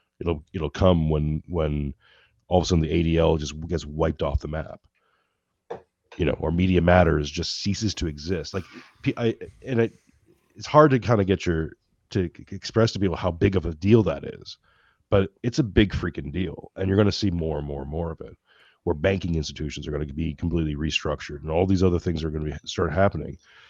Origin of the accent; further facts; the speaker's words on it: Mississauga, Ontario, Canada; I did some growing up in Mississauga.